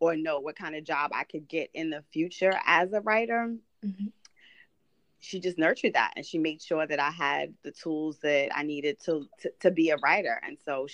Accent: New York City, New York, United States; I grew up in Brooklyn, New York

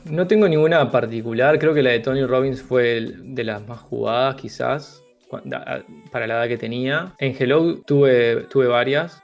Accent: Uruguay; moved away as an adult

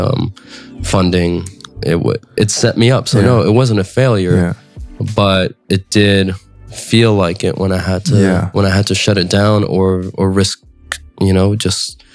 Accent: San Francisco, California, United States; I grew up in San Francisco

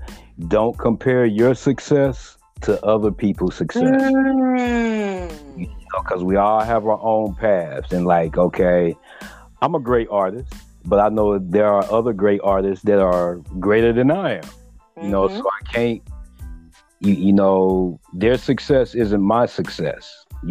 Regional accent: Rosenberg, Texas, United States; I'm from Rosenberg, from a local.

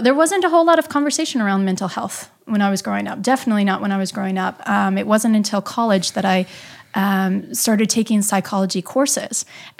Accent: Midwest, United States; You know, I'm from the Midwest, and the most that we know is I had Catholicism and I had Midwest values

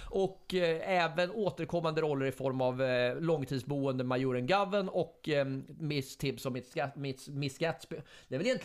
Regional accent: Fällingsbro, Örebro County, Sweden; jag är från Fällingsbro, man fick alltid smeknamn, alla, ett nytt smeknamn varje vecka

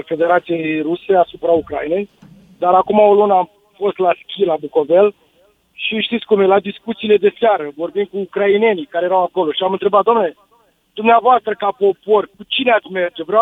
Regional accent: Romania; noi ca români mergeam și munceam în Iugoslavia.

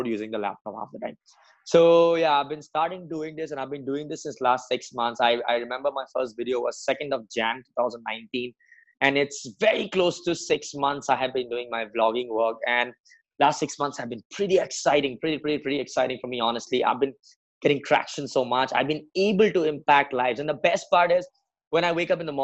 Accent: Assam, India; moved away as an adult; also born or lived in Mumbai; now in Pune, India; I'm born and brought up in Assam. It's a part of northeastern India.

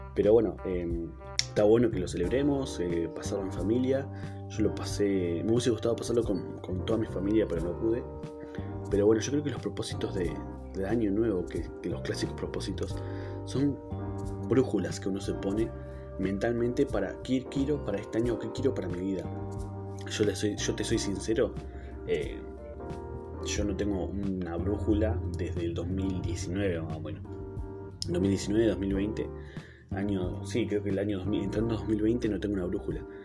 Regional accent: Neuquén, Argentina; en Neuquén justamente, em, que es de donde soy

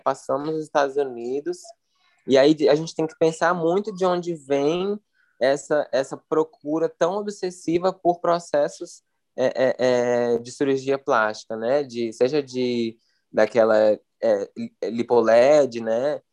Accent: Brasília, Federal District, Brazil; now in São Paulo, Brazil; sou de Brasília e morando em São Paulo

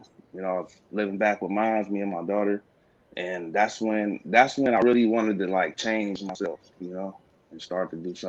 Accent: Stockton, California, United States; I'm from Stockton, California

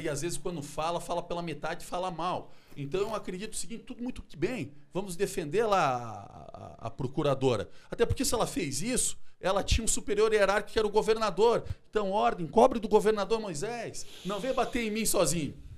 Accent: Chapecó, Santa Catarina, Brazil; now in Florianópolis, Brazil; eu também sou natural lá de Chapecó, conheço bem

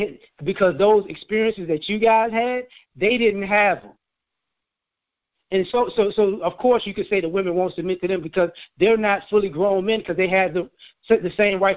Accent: the South, United States; I was born in the South.

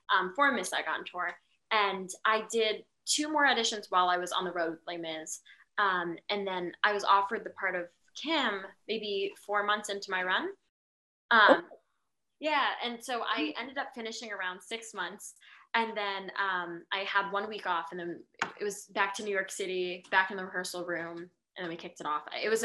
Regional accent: Philippines; I'm Filipino

